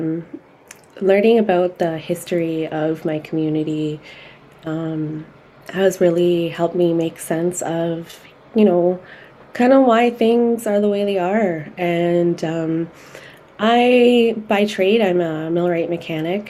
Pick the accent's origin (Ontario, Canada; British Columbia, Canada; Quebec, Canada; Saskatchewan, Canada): Ontario, Canada; Brampton; also born or lived in Salt River First Nation, Northwest Territories; my roots are from Salt River First Nation, Northwest Territories, but I grew up here in Ontario